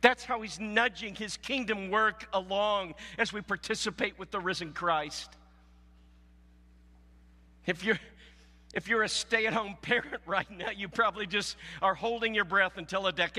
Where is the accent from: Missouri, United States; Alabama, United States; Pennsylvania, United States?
Missouri, United States; Southwest; moved away; I came from Southwest Missouri